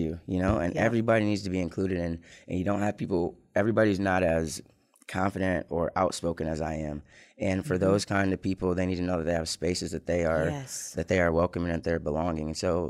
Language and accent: English; Lansing, Michigan, United States; born or raised there; also born or lived in Ann Arbor, Michigan